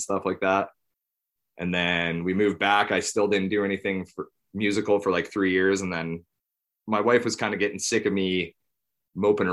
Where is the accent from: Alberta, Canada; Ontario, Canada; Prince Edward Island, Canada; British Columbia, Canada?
Alberta, Canada; High River; I was born in High River, raised here